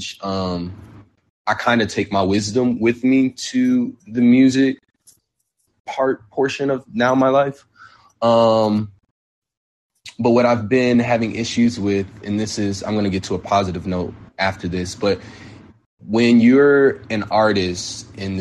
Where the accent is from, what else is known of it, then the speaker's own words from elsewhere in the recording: South Bend, Indiana, United States; now in Chicago, United States; I'm from Indiana, which is a small city, not too far from Chicago. But where I'm from is actually very different. South Bend, Indiana